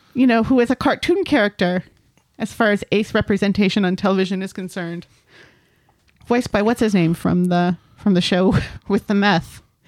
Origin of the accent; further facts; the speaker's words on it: United States; as an American